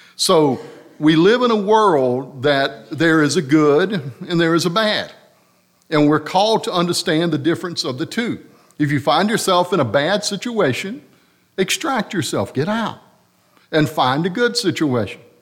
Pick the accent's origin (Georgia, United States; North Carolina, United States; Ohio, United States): North Carolina, United States; Harnett Central; I'm from Harnett Central